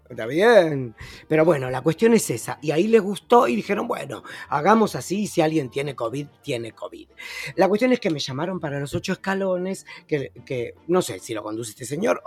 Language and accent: Spanish; Argentina; now in Uruguay; el único argentino en todo el canal